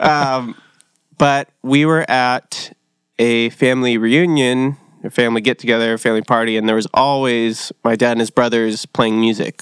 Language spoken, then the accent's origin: English; Costa Mesa, California, United States; also born or lived in Orange, California; I was born in, uh, Orange at, uh, Saint Joe's, but raised in Costa Mesa